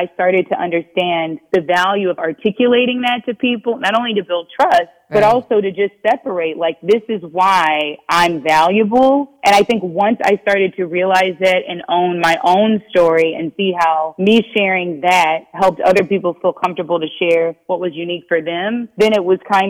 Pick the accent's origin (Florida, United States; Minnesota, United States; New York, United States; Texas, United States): Minnesota, United States; I was a millennial. I was all of these things. I was a Black woman. I was from Minnesota.